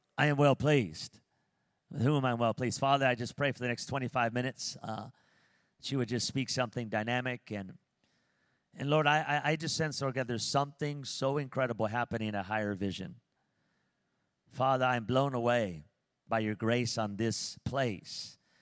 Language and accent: English; Pico Rivera, California, United States; moved away as an adult; now in Las Vegas, United States; when I was growing up in Pico Rivera, California